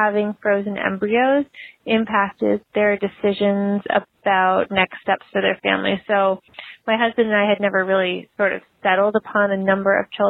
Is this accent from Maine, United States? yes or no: no; Boston, Massachusetts, United States; I'm from the Boston area